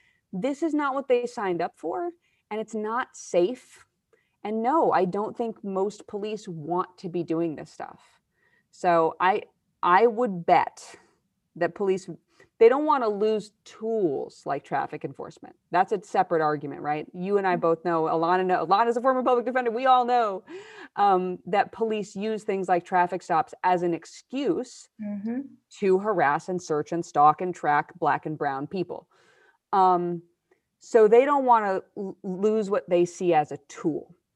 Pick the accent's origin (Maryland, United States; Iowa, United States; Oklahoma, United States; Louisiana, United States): Iowa, United States; I grew up white in Iowa